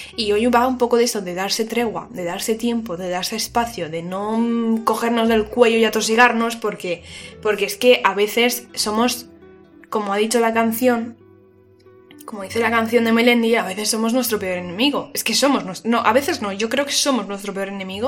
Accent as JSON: {"language": "Spanish", "town": "Valencia", "region": "Valencian Community", "country": "Spain", "said": "soy de Valencia"}